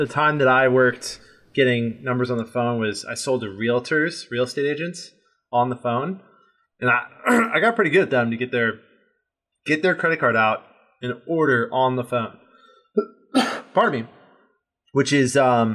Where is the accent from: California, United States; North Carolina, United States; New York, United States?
California, United States; Redondo Beach; where I grew up in Redondo Beach, California